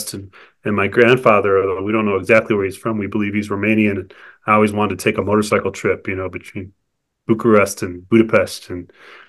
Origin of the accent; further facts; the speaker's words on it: Cleveland, Ohio, United States; now in New Mexico, United States; my hometown, which is Cleveland